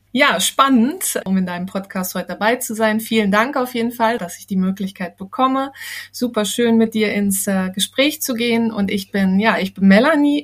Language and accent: German; Harz, Germany; moved away as an adult; now in Ridderkerk, Netherlands; ich bin in Deutschland geboren und aufgewachsen im äh, wunderschönen Harz